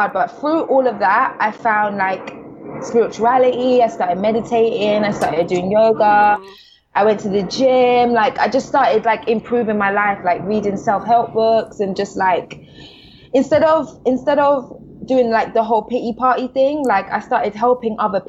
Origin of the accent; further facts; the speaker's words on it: London, United Kingdom; I'm from the South. So, I'm from the South of London